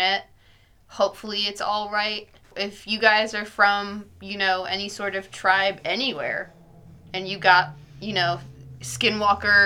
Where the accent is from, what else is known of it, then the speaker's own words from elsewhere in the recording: New Jersey, United States; I am from New Jersey.